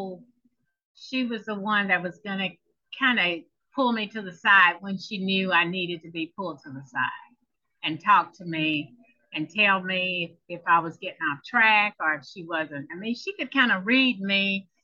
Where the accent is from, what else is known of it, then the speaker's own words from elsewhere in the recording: Choctaw County, Alabama, United States; I am from a small town in Alabama, Choctaw County, Alabama